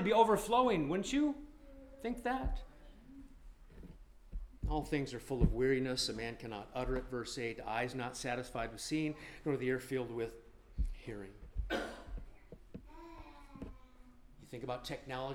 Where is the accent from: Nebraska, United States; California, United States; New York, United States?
Nebraska, United States; moved away; I grew up in Nebraska and we were bored inside as kids